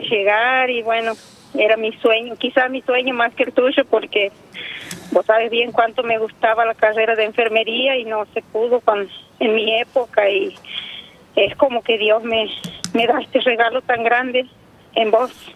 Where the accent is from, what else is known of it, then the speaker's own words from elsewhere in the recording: Chaco, Argentina; hijo de mi ciudad natal sería, que pues, porque yo soy del Chaco